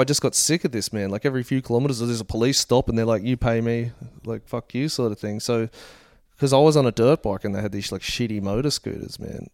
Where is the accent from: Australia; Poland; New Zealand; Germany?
Australia; Gold Coast, Queensland; born or raised there